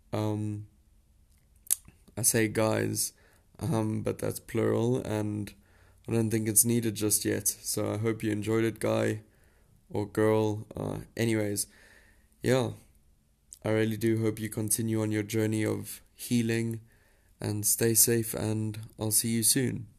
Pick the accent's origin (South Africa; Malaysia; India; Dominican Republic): South Africa; you're probably wondering where my accent is from. Um, but I am a South African, born and bred.